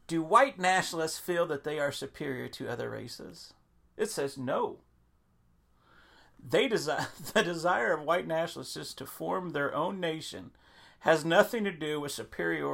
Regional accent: Florida, United States; my home state, Florida

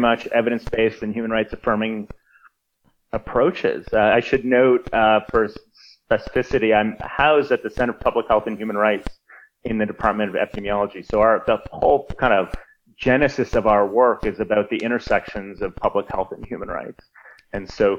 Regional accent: Sweden; moved away; also born or lived in Canada / United States; I'm a Swedish citizen. I was born there. I grew up there

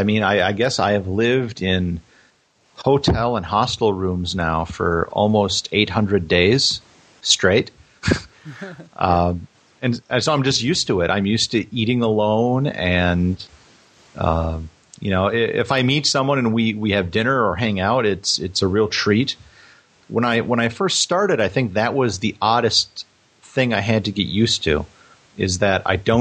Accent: United States; I'm an American and have traveled extensively throughout the country

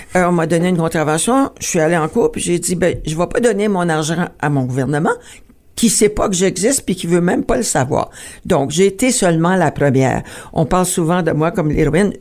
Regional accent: Ontario, Canada; notre existence en tant que franco-ontarien

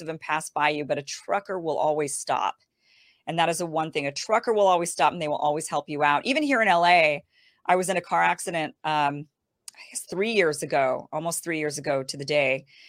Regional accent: Idaho, United States; now in California, United States; I'm from Idaho. I grew up in Idaho

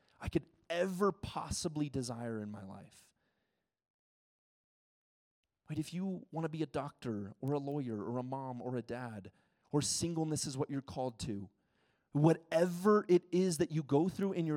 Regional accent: United States; first language English; moved away as an adult; also born or lived in Ecuador

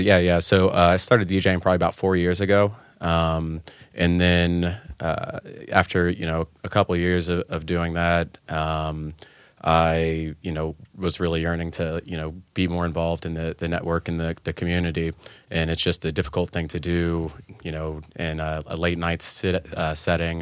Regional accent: Atlanta, Georgia, United States; I've been in, uh, Atlanta most of my life in Georgia, um, since I was, like, five or six

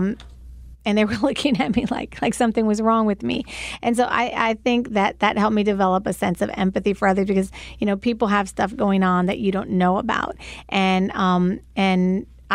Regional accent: Puerto Rico; first language English; moved away; also born or lived in New York, United States; I was born in New York and moved to Puerto Rico at the age of 8 and didn't speak any Spanish whatsoever.

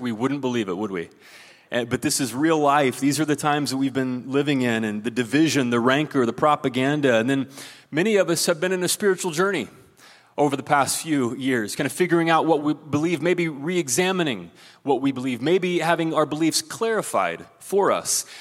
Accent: Ohio, United States; moved away; There's a guy from my home state of Ohio

